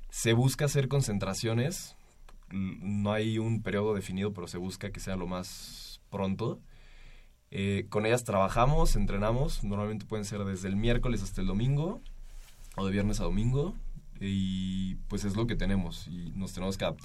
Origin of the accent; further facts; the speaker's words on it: Mexico City, Mexico; Hay un, ¿qué será? Tres, dos tercios de la selección somos de la Ciudad de México